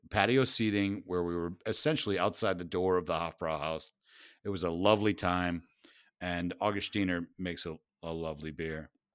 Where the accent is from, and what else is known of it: United States